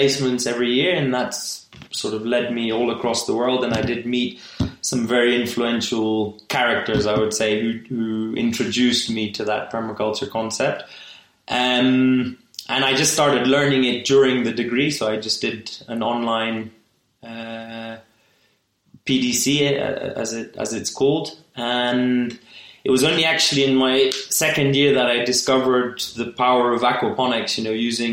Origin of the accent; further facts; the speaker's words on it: Kenya; I was born in Kenya and I only spent a couple of years abroad during my degree and really wanted to come back to Kenya.